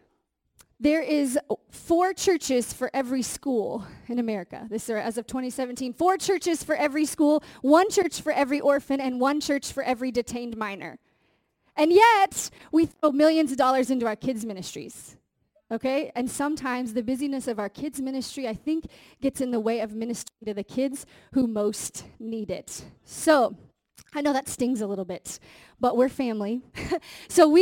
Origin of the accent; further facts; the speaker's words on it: Indiana, United States; I'm from Indiana